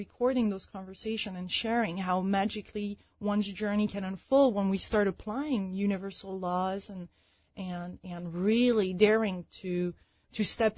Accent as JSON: {"language": "English", "country": "France", "also_born_or_lived": "London / Chicago", "moved": "yes", "said": "I'm originally from France"}